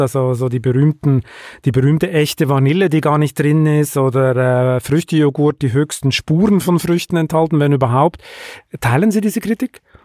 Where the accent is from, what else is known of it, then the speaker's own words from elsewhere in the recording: Switzerland; also born or lived in Hamburg; Ich bin erst seit drei, mit drei Jahren dann in der Schweiz aufgewachsen